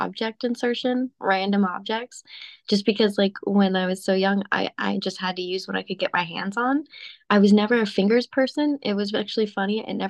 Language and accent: English; Phoenix, Arizona, United States; Phoenix, Arizona.